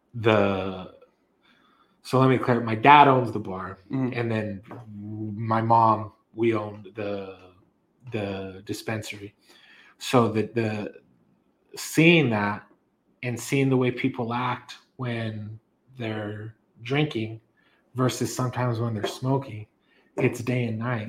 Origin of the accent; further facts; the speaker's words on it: Las Cruces, New Mexico, United States; I was born and raised actually here in Cruces